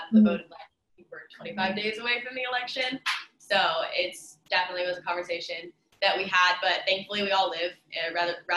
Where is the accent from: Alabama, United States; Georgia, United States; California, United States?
California, United States; moved away; I'm from California, so I'm waiting on my absentee ballot.